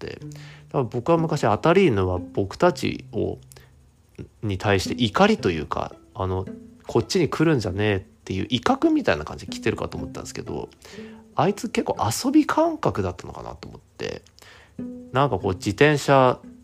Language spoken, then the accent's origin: Japanese; Akita, Japan; 僕は秋田のめちゃくちゃ ど田舎出身なので